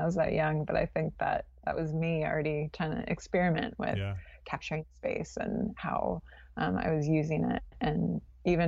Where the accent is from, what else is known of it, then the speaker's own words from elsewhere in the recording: California, United States; moved away as an adult; also born or lived in New Orleans; I grew up in California